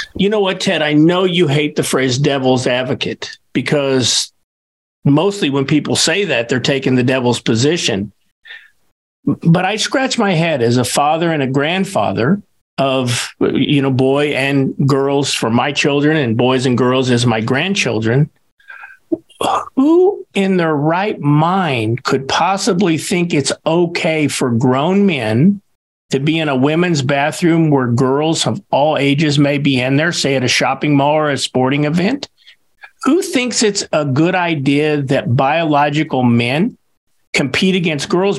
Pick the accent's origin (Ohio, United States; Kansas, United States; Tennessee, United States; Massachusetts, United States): Kansas, United States; Kansas, my home state